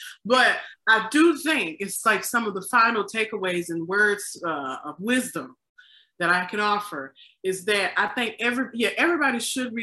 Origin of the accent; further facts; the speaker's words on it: the South, United States; now in Chicago, United States; I'm from the South. I can pick on the South because I am from there